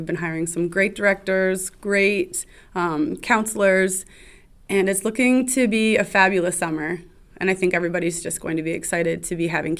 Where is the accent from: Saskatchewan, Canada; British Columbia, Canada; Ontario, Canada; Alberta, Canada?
Ontario, Canada; Ottawa; moved away as an adult; now in Manlius, United States; I'm from Ottawa.